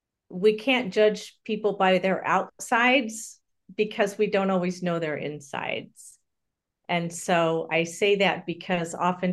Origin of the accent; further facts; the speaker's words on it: California, United States; born there; So I was born in Southern California, and my mother died when I was an infant.